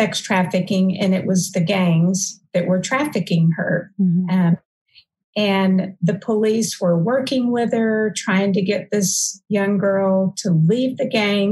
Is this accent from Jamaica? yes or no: no; Fort Worth, Texas, United States; I grew up in Fort Worth. I had no idea that any of this was going on in my city. Lived here my whole life.